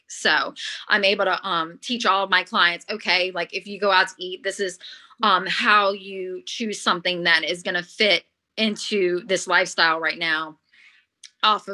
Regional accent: Louisiana, United States; my home state of Louisiana

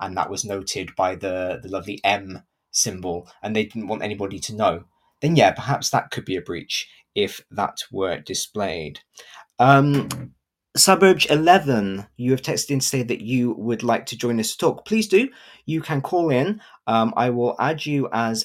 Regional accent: Gloucester, South West England, United Kingdom; I am from Gloucester in England

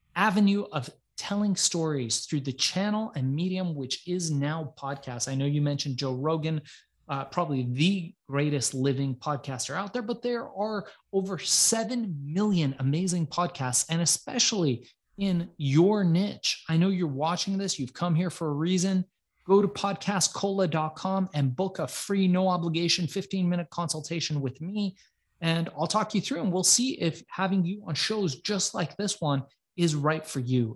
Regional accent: Iran; I'm from Iran

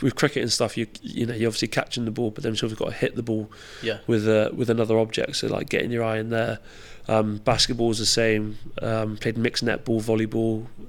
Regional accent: Camborne, South West England, United Kingdom; I loved it. Like until you move away, you don't realise how, I don't want to say shit because it's not shit because it's my childhood, but how rough it was.

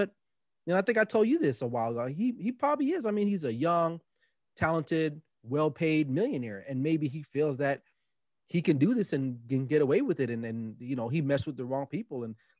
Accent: Los Angeles, California, United States; And I'm not even from the New York area. I mean, I grew up in L.A. with West Coast rap, you know, …

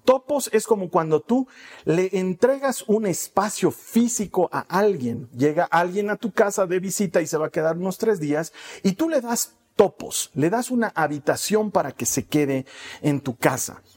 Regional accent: Bolivia; aquí en mi país, no sé si en otros países se dice igual, aquí en Bolivia decimos

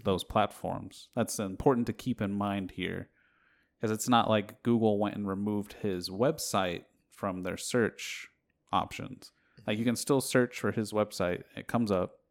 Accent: United States

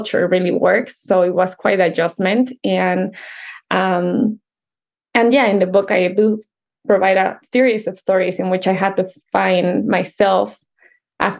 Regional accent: Mexico City, Mexico; English is a second language; moved away; I was definitely born and raised in Mexico City

